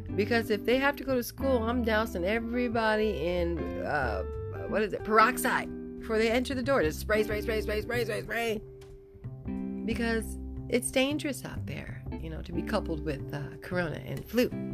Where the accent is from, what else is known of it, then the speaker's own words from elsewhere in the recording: Santa Barbara, California, United States; I grew up, I was born in Santa, Bar- in Santa Barbara